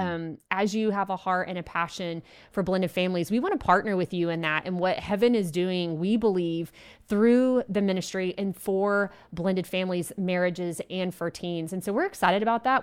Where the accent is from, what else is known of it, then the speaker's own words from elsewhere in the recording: Abilene, Texas, United States; Abilene, Texas, which is my hometown